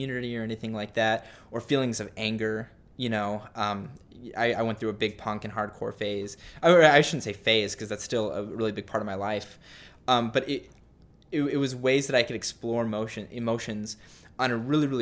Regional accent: Littleton, Colorado, United States; moved away as an adult; also born or lived in Utah / Seattle, Washington; I grew up in Colorado, went on a 2-year mission to Seattle

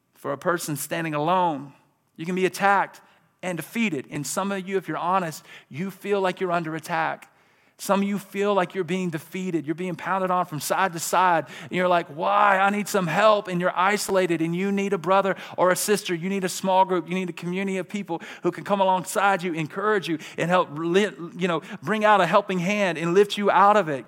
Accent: Birmingham, Alabama, United States; I'm from Birmingham, Alabama

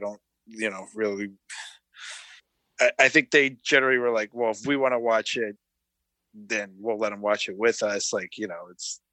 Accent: Calgary, Alberta, Canada; now in Toronto, Canada; I'm from Calgary originally, but I live in Toronto now.

